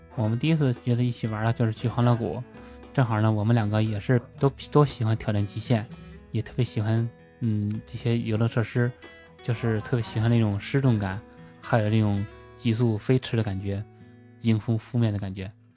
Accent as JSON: {"language": "Chinese", "region": "Tianjin", "country": "China", "tie": "born or raised there", "also_born_or_lived": "Beijing", "moved": "yes", "said": "我家是天津的嘛，因为在农村父母嘛"}